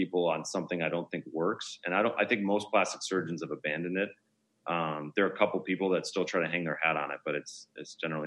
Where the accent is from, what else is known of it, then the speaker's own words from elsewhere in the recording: Milwaukee, Wisconsin, United States; now in Beverly Hills, United States; I'm from Milwaukee, Wisconsin.